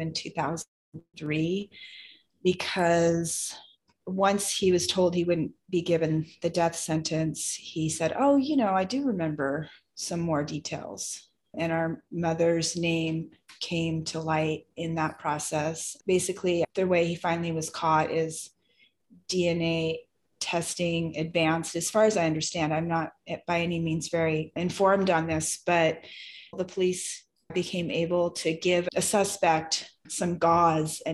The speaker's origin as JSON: {"language": "English", "town": "Seattle", "region": "Washington", "country": "United States", "tie": "born or raised there", "moved": "yes", "lives_now": "California, United States", "said": "I grew up in the Seattle area"}